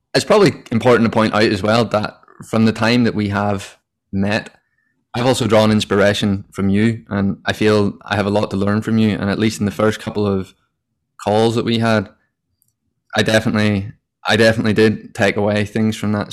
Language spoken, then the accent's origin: English; Northern Ireland, United Kingdom; moved away as an adult; now in Sydney, Australia; I am from originally Northern Ireland